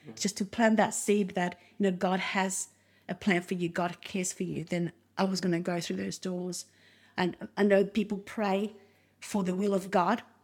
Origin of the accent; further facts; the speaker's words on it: Argentina; English is a second language; also born or lived in Uruguay; now in Australia; we grew up in Uruguay until I was around five. Then after that, we moved to Argentina